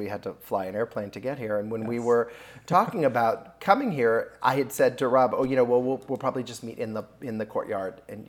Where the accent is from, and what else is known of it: Pasadena, California, United States; born or raised there; also born or lived in Chicago suburbs, Illinois